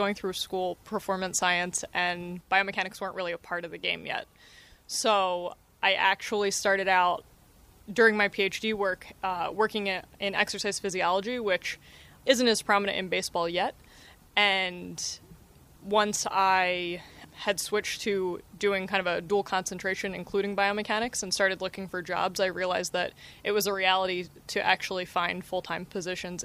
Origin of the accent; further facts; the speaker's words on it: New Jersey, United States; also born or lived in Philadelphia; I grew up in New Jersey, South Jersey, so I grew up as a Phillies fan